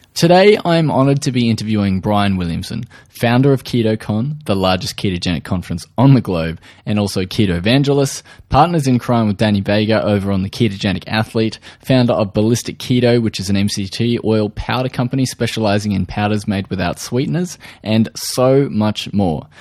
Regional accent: Australia; accent: Australian

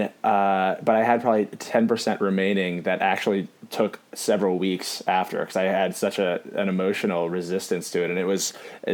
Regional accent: Seattle, Washington, United States; moved away; I'm from Seattle originally

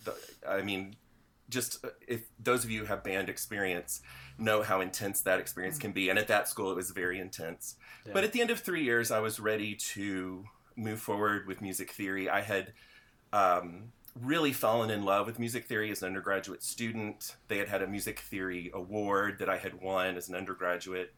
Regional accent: Kentucky, United States; now in South Carolina, United States; in the county I grew up in, that was when you started band

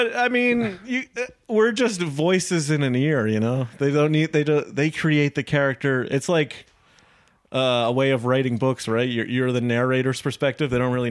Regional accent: Franklin, Massachusetts, United States; I'm from a town called Franklin in Massachusetts.

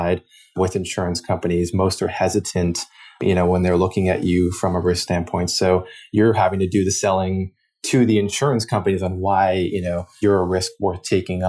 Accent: Boston, Massachusetts, United States; I grew up in the Boston area in the Northeast

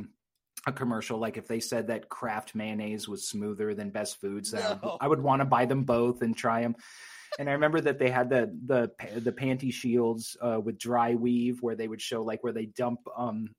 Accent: San Francisco, California, United States; growing up in San Francisco

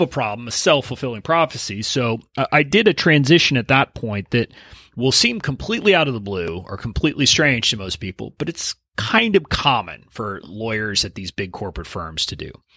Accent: Deep South Texas, United States; I'm originally from Deep South, Texas, about five miles from the Mexican border, where I was born and raised

